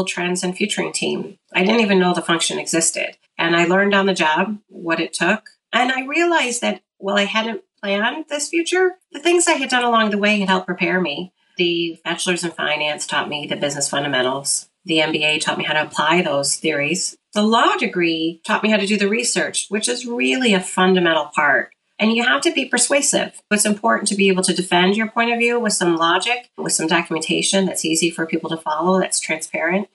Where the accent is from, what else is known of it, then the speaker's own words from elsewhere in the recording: Detroit, Michigan, United States; I grew up in Metro Detroit